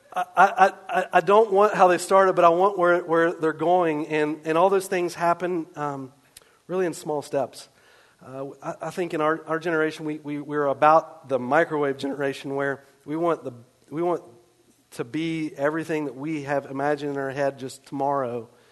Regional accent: West Virginia, United States; I grew up in West Virginia.

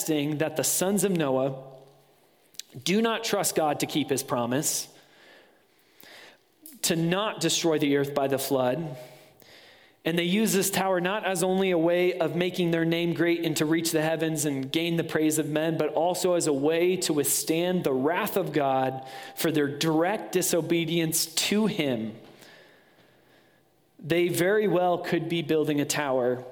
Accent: West Michigan, United States; moved away; Being from West Michigan, there's Zondervan

